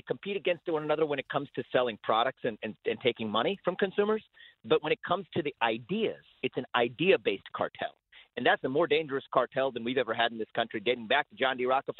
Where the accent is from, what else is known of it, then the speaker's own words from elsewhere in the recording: Cincinnati, Ohio, United States; take my hometown in Cincinnati